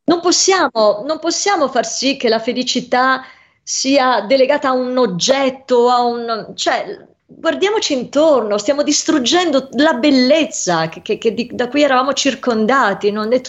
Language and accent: Italian; Venice, Veneto, Italy; io non credo di essere vabbè, a parte io sono veneziana, però voglio dire, Roma e guai chi l'Italia